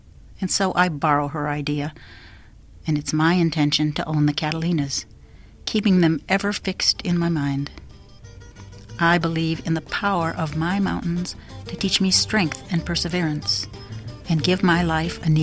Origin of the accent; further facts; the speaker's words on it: South Dakota, United States; now in Arizona, United States; I grew up in South Dakota